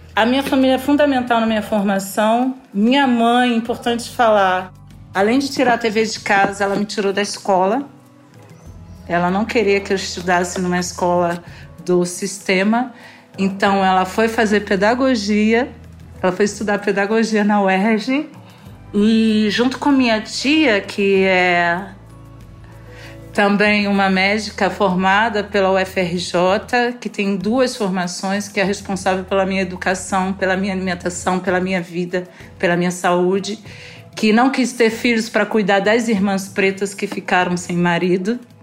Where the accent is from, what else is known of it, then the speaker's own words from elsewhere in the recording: Rio de Janeiro, Brazil; esse lugar é o lugar onde eu fui criada só com pessoas negras